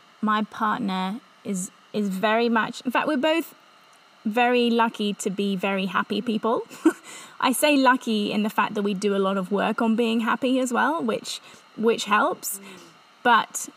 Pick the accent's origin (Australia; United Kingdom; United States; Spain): United Kingdom; England; accent: English; moved away as an adult; also born or lived in Revelstoke, Canada / Whistler, Canada; I'm English, in case you didn't get the accent